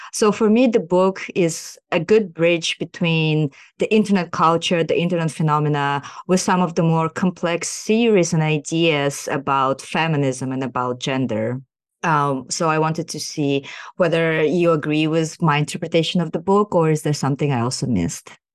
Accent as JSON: {"language": "English", "country": "Kazakhstan", "tie": "born or raised there", "moved": "as an adult", "lives_now": "United States", "said": "I am a socially engaged researcher born and raised in Kazakhstan, and I'm currently doing my P H D in sociology in the U S"}